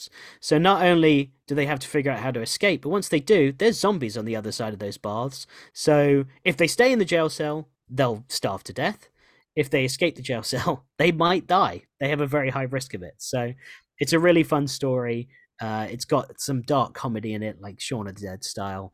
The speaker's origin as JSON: {"language": "English", "region": "New Jersey", "country": "United States", "tie": "born or raised there", "also_born_or_lived": "England", "moved": "yes", "said": "even though we grew up in America and we lived there for so long, especially me, I lived in, you know, New Jersey and the East Coast for 17 years of my life"}